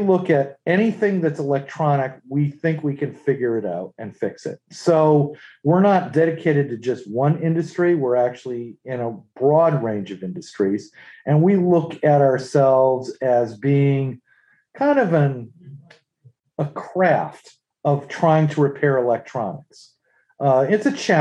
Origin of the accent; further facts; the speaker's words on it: New England, United States; moved away as an adult; also born or lived in Worcester, Massachusetts; now in North Carolina, United States; I'm originally from New England